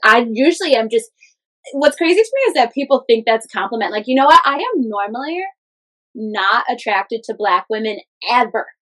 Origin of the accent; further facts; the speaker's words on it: Schaumburg area, Illinois, United States; So I'm from here. We're in Schaumburg. I live 20 minutes away